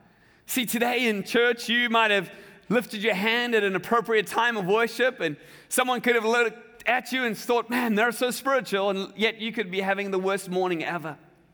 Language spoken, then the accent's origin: English; South Africa; I remember as a kid growing up in South Africa, we had these very large game reserves